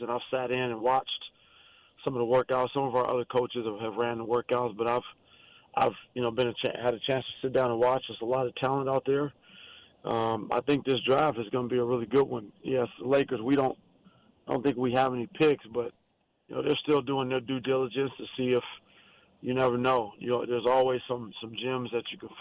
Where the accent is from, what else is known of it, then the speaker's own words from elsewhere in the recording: Cleveland, Ohio, United States; my hometown